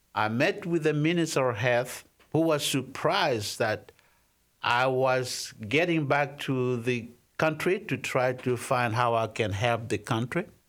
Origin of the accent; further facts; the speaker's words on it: DR Congo; I was born in the Democratic Republic of the Congo